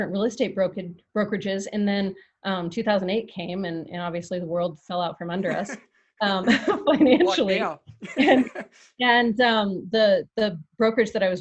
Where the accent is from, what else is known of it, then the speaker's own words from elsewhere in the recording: Big Bear, California, United States; moved away as an adult; now in Las Vegas, United States; I grew up in Southern California in a little mountain community in Big Bear